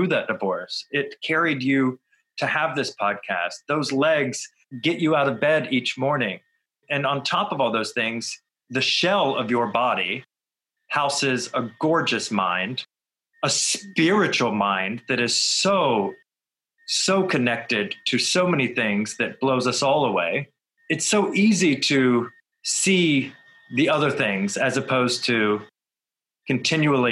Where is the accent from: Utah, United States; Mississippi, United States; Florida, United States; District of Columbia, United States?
Florida, United States; I grew up in Florida